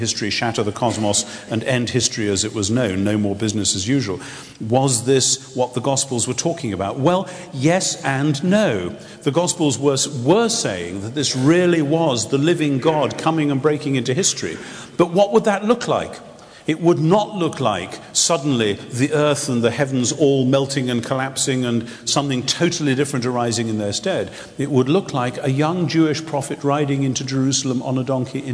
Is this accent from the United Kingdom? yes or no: yes; England, United Kingdom; somebody who is an English Anglican